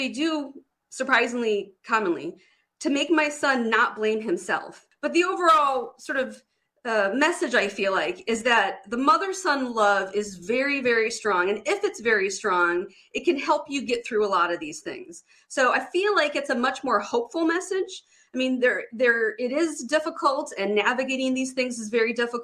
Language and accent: English; Detroit, Michigan, United States; I grew up in Detroit, Michigan, like the heart of Detroit